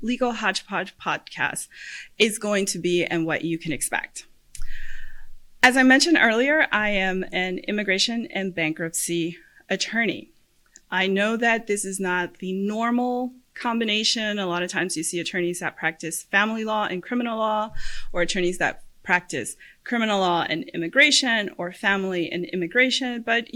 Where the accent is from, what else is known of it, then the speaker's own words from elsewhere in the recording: Puerto Rico; moved away as an adult; now in Central Florida, United States; I am originally from Puerto Rico. I was born and raised there. I went to law school there.